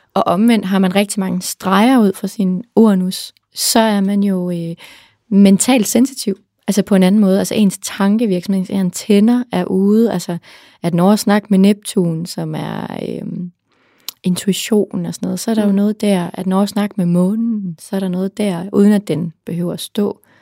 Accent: Central Jutland, Central Denmark Region, Denmark; now in Copenhagen, Denmark; jeg er selv fra Midtjylland

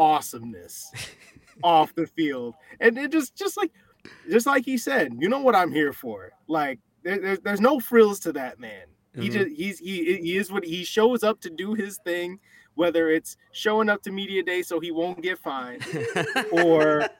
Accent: Chicago, Illinois, United States; moved away; I'm not from that area. I'm from Chicagoland originally

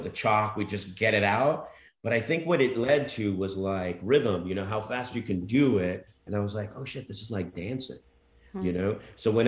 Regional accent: United States; I was brought out there as an American

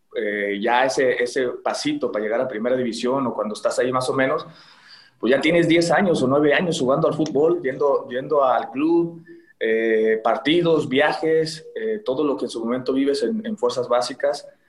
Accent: Tlaquepaque, Jalisco, Mexico; ahí de Tlaquepaque, yo crecí en Tlaquepaque

